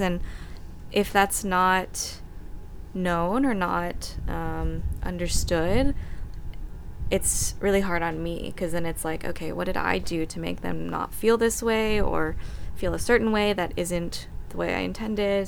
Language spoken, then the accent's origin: English; Austin, Texas, United States; moved away as an adult; Austin is home. I mean, I was born and raised there, grew up there